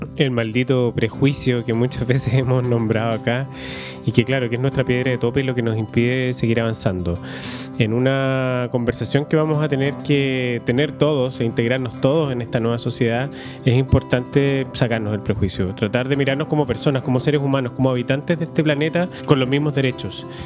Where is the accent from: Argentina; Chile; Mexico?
Chile; nosotros, los que somos chilenos